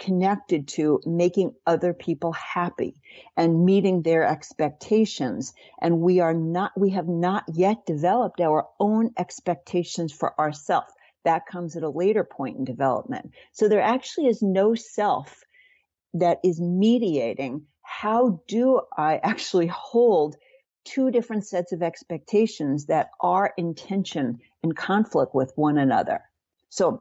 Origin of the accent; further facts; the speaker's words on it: New York, United States; I grew up in New York, Jewish